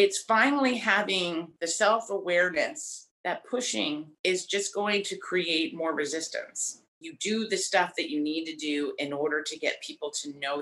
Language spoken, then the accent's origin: English; Delaware, United States; moved away as an adult; now in New York City, United States; I was born in Delaware in a trailer park right outside the Dover Air Force Base.